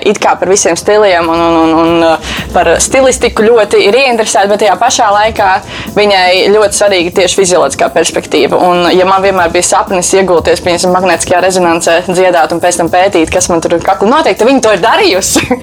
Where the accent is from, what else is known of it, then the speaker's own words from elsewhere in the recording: Jelgava, Zemgale, Latvia; nāku es pirmkārt no Jelgavas. Uh, maza ciematiņa dalba, kas ir netālu no turienes. Mācījos Jelgavas 4. vidusskolā.